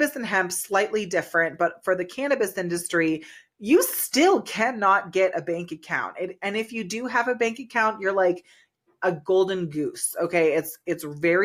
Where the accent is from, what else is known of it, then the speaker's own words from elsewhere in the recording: California, United States; now in Colorado, United States; I'm originally from California